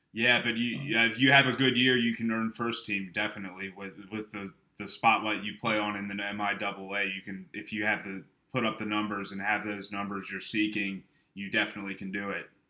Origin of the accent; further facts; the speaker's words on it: Eastern Shore of Maryland, United States; I grew up on the Eastern Shore of Maryland.